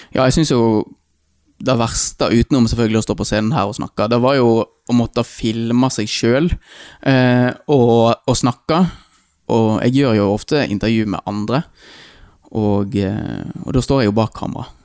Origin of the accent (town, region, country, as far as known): Eikanger, Vestland, Norway; born or raised there; also born or lived in India